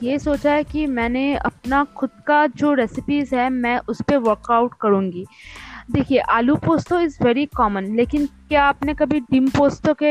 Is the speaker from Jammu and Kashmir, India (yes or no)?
no; West Bengal, India; मैं बंगाली क्विजन के ऊपर ही जैसे कि मैं बंगाली हूँ और बहुत सारा मतलब बहुत सारी चीज़ें लेके हम लोग खाना पकाते हैं